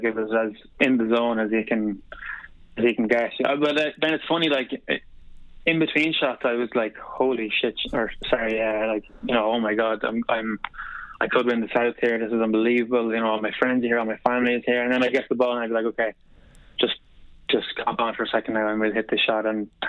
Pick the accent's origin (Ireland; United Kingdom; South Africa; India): Ireland; Sligo, Connacht; Yeah, big time. I remember like going.